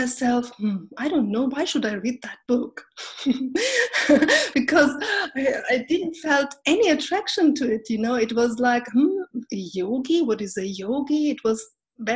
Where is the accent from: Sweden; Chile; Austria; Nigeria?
Austria; also born or lived in Turkey; now in Berlin, Germany; when I was a little baby, about 2 years old, my parents, God bless them, they brought me to Austria, and there I grew up.